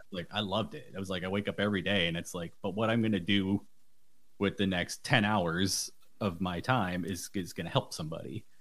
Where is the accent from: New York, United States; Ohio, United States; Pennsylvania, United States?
New York, United States; Buffalo; I'm from Buffalo, New York